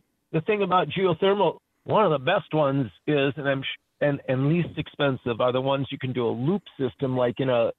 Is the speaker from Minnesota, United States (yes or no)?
yes; Minneapolis–Saint Paul, Minnesota, United States; now in East Dubuque, United States; I'm originally from the Twin Cities